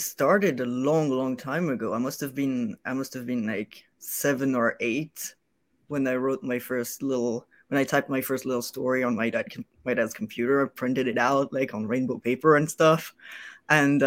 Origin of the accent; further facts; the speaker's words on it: France; English is a second language; I'm from France originally